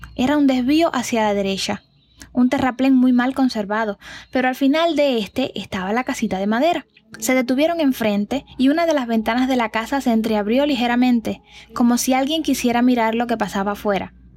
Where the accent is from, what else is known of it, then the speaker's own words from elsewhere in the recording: Cuba; historias de mi tierra